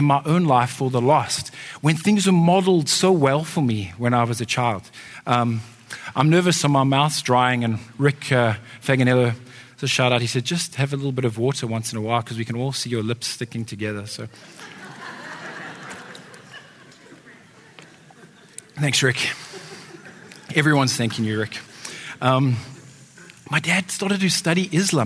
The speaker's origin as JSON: {"language": "English", "town": "Johannesburg", "region": "Gauteng", "country": "South Africa", "tie": "born or raised there", "said": "I grew up in Johannesburg, which is a big city in South Africa"}